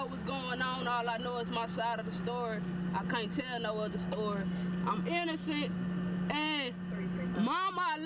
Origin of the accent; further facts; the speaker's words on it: Port Arthur, Texas, United States; I'm from Port Arthur, Texas, and I'm a female